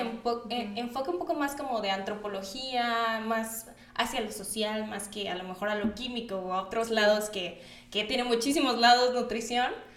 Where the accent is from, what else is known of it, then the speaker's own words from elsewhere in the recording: Acapulco, Guerrero, Mexico; now in Mexico City, Mexico; soy de Acapulco. Entonces, por eso luego si escuchan como un un, tono de voz, un acento un poco raro, es porque soy de Acapulco.